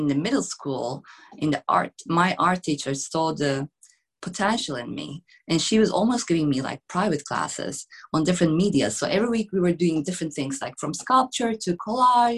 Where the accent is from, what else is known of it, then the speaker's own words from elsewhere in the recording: Istanbul, Turkey; English is a second language; moved away; I'm from Istanbul, Turkey. So I grew up in this metropolitan, but also very authentic city.